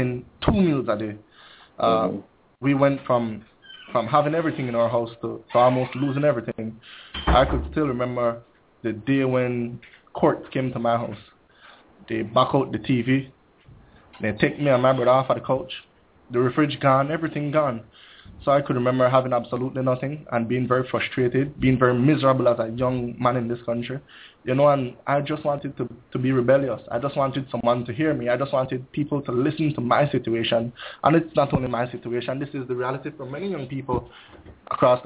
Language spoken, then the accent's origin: English; Belize City, Belize District, Belize; I grew up in one of the most depressed communities of Belize City. That is Majestic Alley